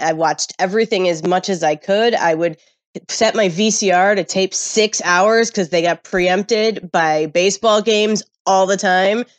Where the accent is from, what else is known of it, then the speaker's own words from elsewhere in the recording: Midwest, United States; I grew up in the Midwest